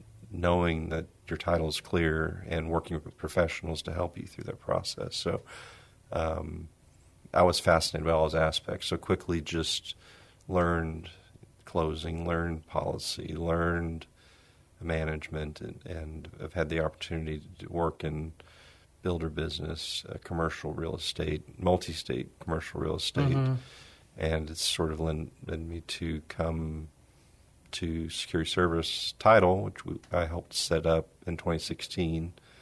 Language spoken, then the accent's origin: English; San Antonio, Texas, United States; San Antonio. Went to school. I graduated from UTSA, studied communications